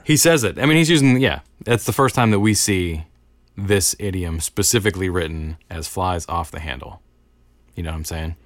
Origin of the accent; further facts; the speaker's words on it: United States; I'm an American.